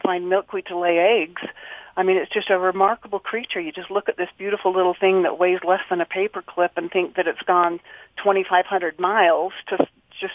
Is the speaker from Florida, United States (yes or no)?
no; Lehi, Utah, United States; growing up in Lehi when it was tiny, and that's just south of Salt Lake